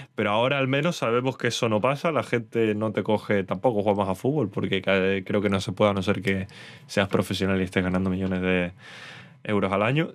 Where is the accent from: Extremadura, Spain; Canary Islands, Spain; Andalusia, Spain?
Canary Islands, Spain; soy canario